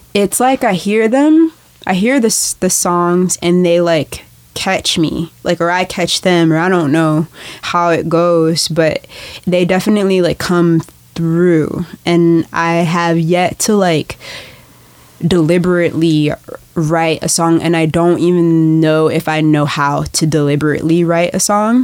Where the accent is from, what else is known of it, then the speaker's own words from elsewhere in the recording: Chicago, Illinois, United States; moved away as an adult; also born or lived in Los Angeles, California / Guatemala; now in Portland, United States; I grew up on um, just like the south side of Chicago